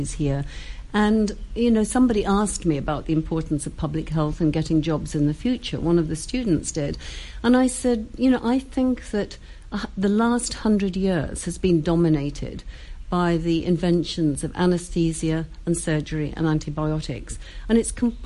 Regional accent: Saltburn-by-the-Sea, North East England, United Kingdom; I was born and brought up in Saltburn by the Sea

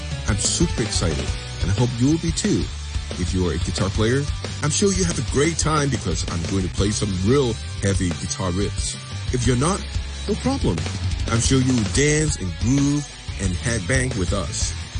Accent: Hong Kong; I'm from Hong Kong

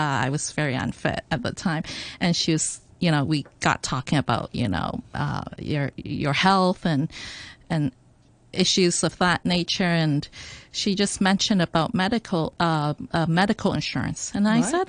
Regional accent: Hong Kong; I grew up in Hong Kong, though I went to an international school

